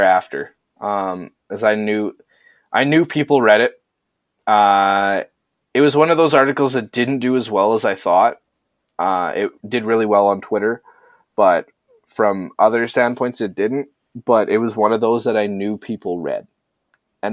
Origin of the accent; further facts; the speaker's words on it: Canada; I'm Canadian